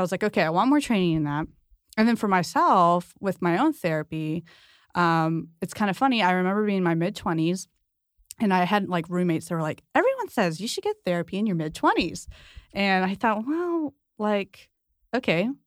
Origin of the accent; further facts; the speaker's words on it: San Diego, California, United States; I'm from San Diego